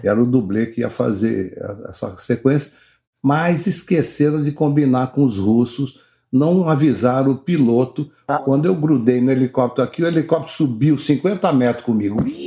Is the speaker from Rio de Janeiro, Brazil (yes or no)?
yes; Rio de Janeiro, Brazil; eu nasci no Leblon, no Rio de Janeiro